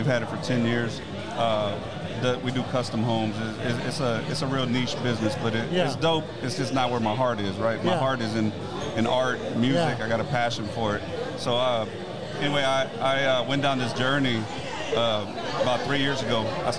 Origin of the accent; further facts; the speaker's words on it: Houston, Texas, United States; Born and raised here in Houston. I grew up on the East End in Galena Park.